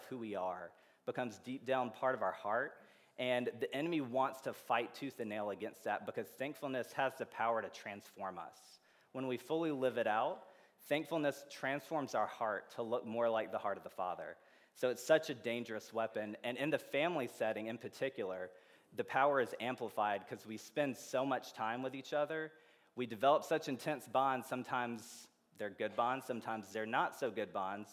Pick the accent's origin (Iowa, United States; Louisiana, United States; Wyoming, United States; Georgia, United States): Georgia, United States; also born or lived in Indiana; now in Champaign, United States; I'm from Georgia originally